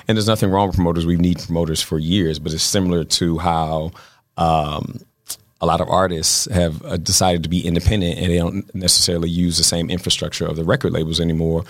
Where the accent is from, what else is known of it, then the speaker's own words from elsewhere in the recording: Baltimore, Maryland, United States; now in Los Angeles, United States; I'm from Baltimore